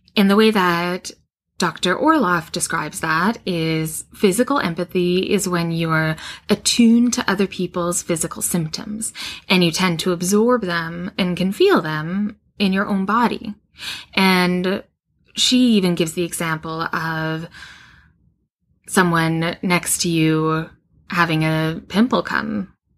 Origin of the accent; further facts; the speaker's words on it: Western Canada, Canada; now in West Coast, Canada; I grew up in Western Canada and then moved to the West Coast, which is where I live now.